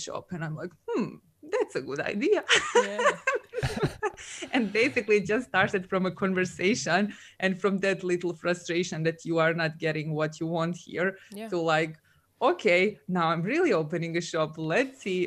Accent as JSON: {"language": "English", "country": "Serbia", "also_born_or_lived": "Dubai", "moved": "as an adult", "lives_now": "Scotland, United Kingdom", "said": "I'm originally from Serbia"}